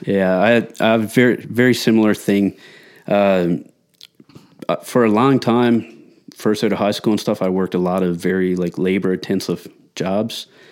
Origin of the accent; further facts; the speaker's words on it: Newfoundland and Labrador, Canada; moved away; I'm originally from Newfoundland, and, uh, shift worker, family man